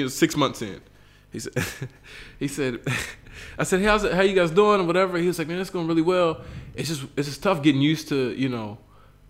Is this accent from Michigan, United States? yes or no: no; West Virginia, United States; moved away as an adult; now in Bolivia; my whole life, I grew up in West Virginia.